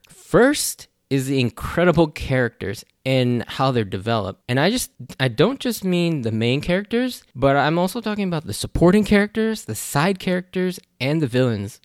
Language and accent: English; United States; I'm Japanese American. I was born and raised in the U S